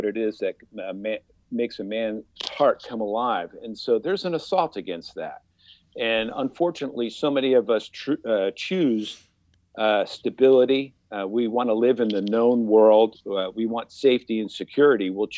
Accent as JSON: {"language": "English", "region": "New Jersey", "country": "United States", "tie": "born or raised there", "said": "I grew up in New Jersey"}